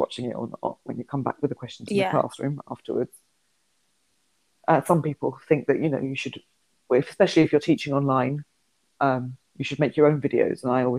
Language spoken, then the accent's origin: English; London, United Kingdom; accent: neutral; I'm from London. I've got quite a neutral accent. I work in the Northwest.